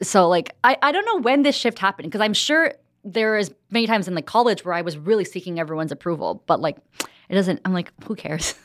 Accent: New Jersey, United States; moved away as an adult; also born or lived in New York City; now in Los Angeles, United States; I grew up in New Jersey.

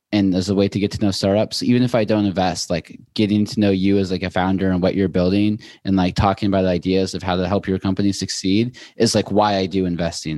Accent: Seattle, Washington, United States; moved away as an adult; also born or lived in Boulder / New York; now in Los Angeles, United States; I'm from Seattle originally, went to school in Boulder, and then moved to New York, and I just moved to L

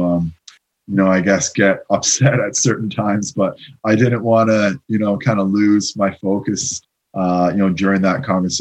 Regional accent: St. John's, Newfoundland and Labrador, Canada; moved away as an adult; now in London, Ontario, Canada; I'm from St. John's, Newfoundland. So it's on the east coast of Canada. I didn't leave there. I mean, I went on vacation stuff, but I didn't leave there until I was 21 years old.

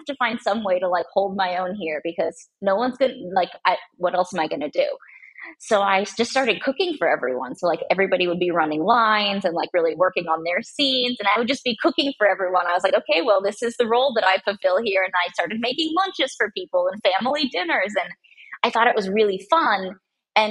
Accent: United States; also born or lived in San Diego, California / Portland, Oregon; I grew up half in San Diego and half in Portland, Oregon

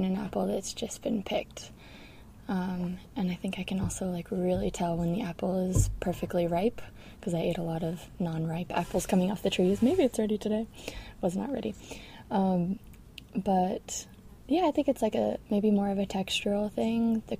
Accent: Sebastopol, California, United States; moved away as an adult; also born or lived in New York City; I grew up in Sebastopol, California, which is a little rural town in Sonoma County

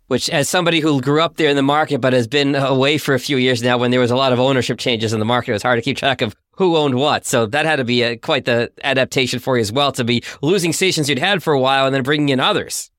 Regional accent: Boston, Massachusetts, United States; I'm a Bostonian myself

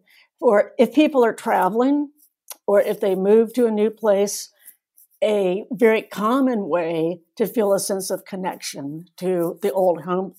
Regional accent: North Carolina, United States; also born or lived in Asia; now in Midwest, United States; I'm from North Carolina originally. I now live in the Midwest. I've actually lived all over Asia when I was growing up, with a number of other countries.

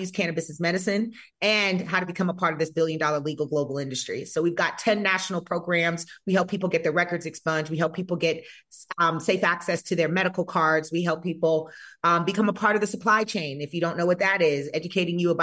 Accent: North Carolina, United States; moved away as an adult; also born or lived in Georgia; now in Nevada, United States; growing up in North Carolina

